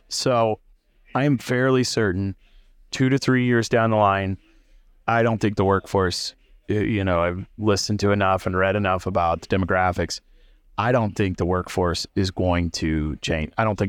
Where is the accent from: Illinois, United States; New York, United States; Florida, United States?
Illinois, United States; I grew up outside of Champaign, so it's college town's 20 minutes away from my hometown.